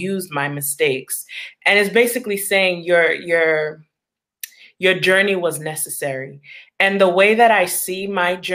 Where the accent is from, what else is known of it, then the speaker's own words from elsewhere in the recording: Long Island, New York, United States; I was born and raised in Long Island, New York. But I was raised in a Haitian household.